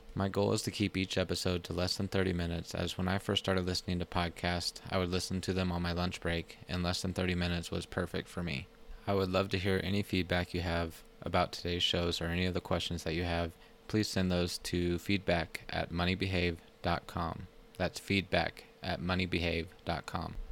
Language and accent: English; Plano, Texas, United States; moved away as an adult; also born or lived in Colorado Springs, Colorado; I'm originally from Plano, Texas, a small town north of Dallas, where I grew up for the first twenty-six years of my life